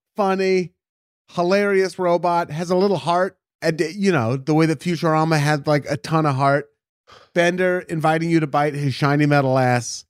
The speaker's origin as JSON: {"language": "English", "country": "United States", "said": "I'm saying this as an American"}